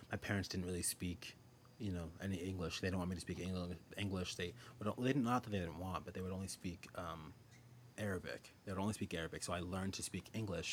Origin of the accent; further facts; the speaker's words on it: Nigeria; I'm Nigerian.